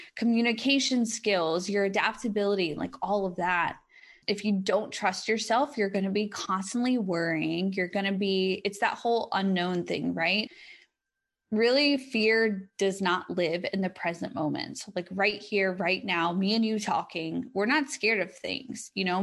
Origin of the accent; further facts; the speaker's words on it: United States; in my home country